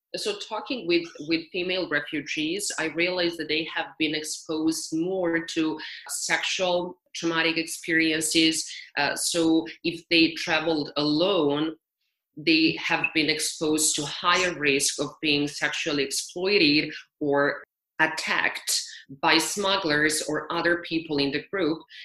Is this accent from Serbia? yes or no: yes; Serbia; moved away as an adult; also born or lived in United States; I was lucky enough to do my work in my home country where my family and my friends are.